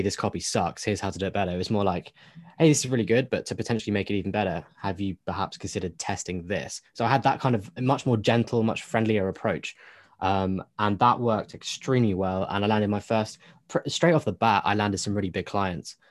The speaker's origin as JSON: {"language": "English", "country": "United Kingdom", "said": "me being British"}